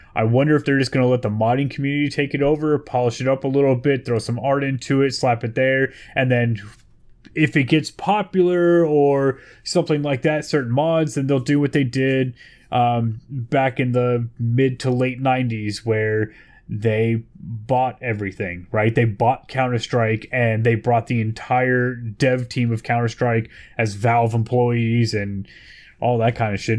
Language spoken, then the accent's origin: English; Bay Area, California, United States; I'm from the Bay Area, California